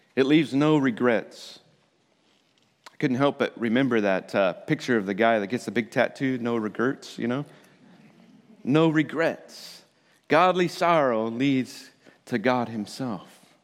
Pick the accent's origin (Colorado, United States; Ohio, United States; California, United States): Colorado, United States; I'm from Colorado